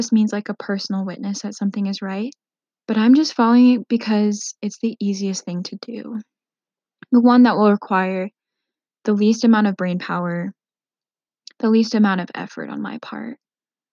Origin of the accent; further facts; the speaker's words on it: Minnesota, United States; I grew up in Minnesota for most of my teenage and young adult years before I went to college.